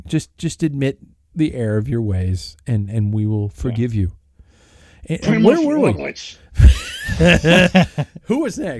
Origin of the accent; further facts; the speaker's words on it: United States; I'm an American, damn it.